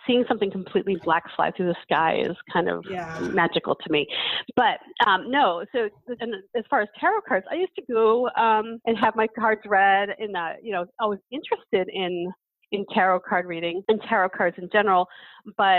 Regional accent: Boston, Massachusetts, United States; moved away; also born or lived in Lake Forest Park, Washington; I'm from Boston, so we say that word

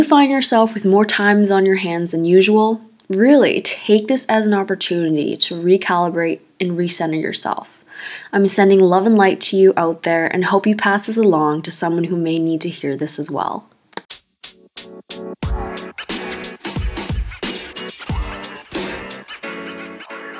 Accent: Canada; I'm Canadian

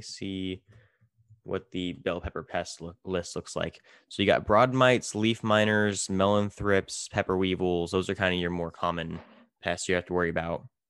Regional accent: California, United States; now in Minnesota, United States; I'm from California, we grow everything

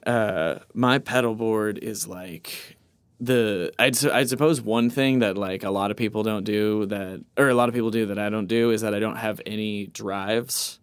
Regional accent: Tulsa, Oklahoma, United States; I was born in Tulsa, Oklahoma

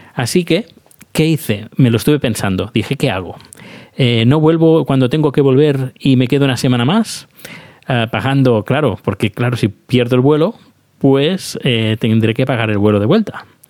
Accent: Spain; also born or lived in Sweden; now in Stockholm, Sweden; yo soy español y vivo en Suecia

